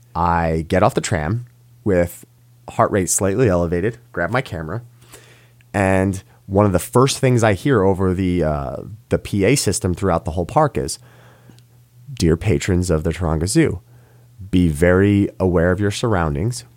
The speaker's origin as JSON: {"language": "English", "region": "New York", "country": "United States", "said": "as a New Yorker"}